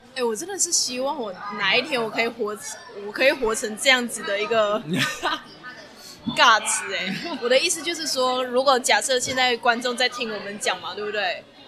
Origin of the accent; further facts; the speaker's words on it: Malaysia; now in Taiwan; 作为一个马来西亚人